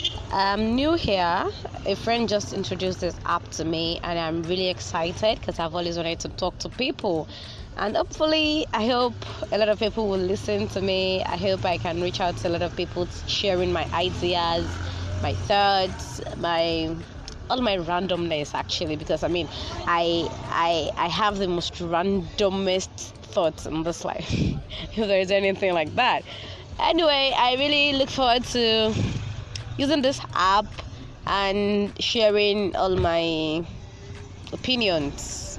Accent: Nigeria; I'm from Nigeria.

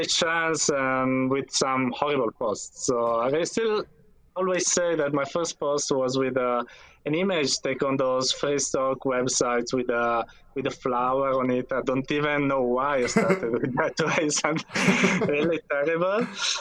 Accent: Turin, Piedmont, Italy; I'm from Italy, from Turin, that is in the northwest from Italy, of Italy

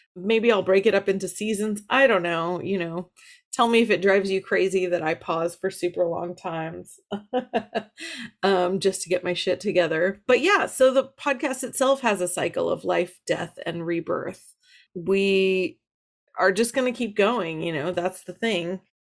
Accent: Los Angeles, California, United States; I am from Los Angeles

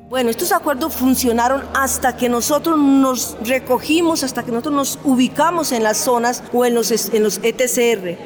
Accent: Colombia; cada uno de nosotros los colombianos

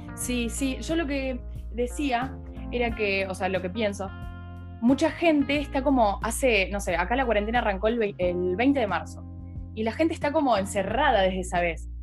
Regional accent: Buenos Aires Province, Argentina; yo soy de Buenos Aires, estoy igual en una ciudad que está como a tres horas de la capital

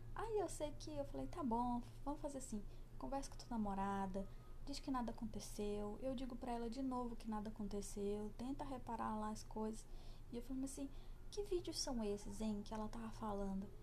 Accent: Brazil; eu sou brasileira

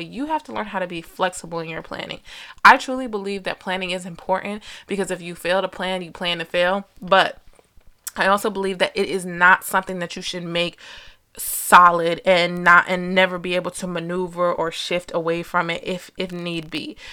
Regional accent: New Jersey, United States; I was born and raised in Jersey

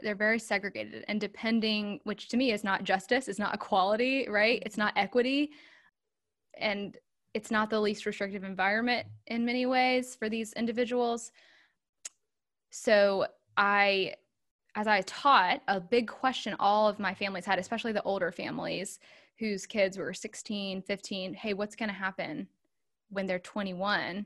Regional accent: Charlotte, North Carolina, United States; moved away as an adult; now in Raleigh, United States; I'm a North Carolina native. I am from the Charlotte area. I live in Raleigh now.

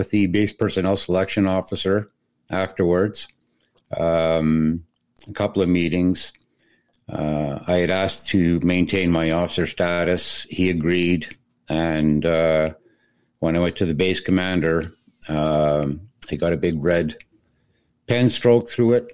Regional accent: Montreal, Quebec, Canada; moved away as an adult; also born or lived in Portage la Prairie, Manitoba / Ottawa; I'm from Montreal originally, but after I left for the Air Force

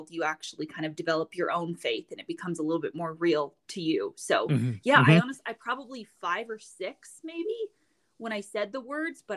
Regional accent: Coalinga, California, United States; moved away as an adult; also born or lived in Montana; now in Frenchglen, United States; I grew up in Coalinga, California, which I call is like the sane part of California. So it's Central California.

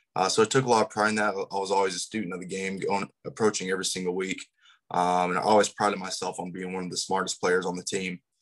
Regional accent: Topeka, Kansas, United States; I'm actually from the far outskirts of Topeka

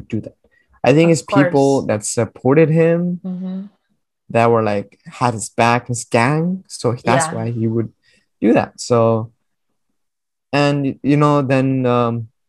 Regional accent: India; moved away; I'm from India

